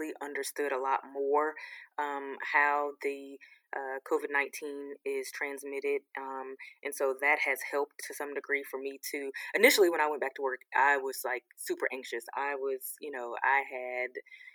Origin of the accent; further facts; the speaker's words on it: Sanford, Florida, United States; now in Atlanta, United States; I grew up actually in Sanford, Florida